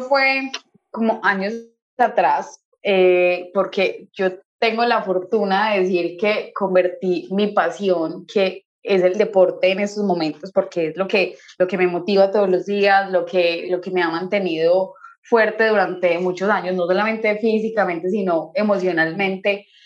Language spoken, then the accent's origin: Spanish; Colombia; en mi país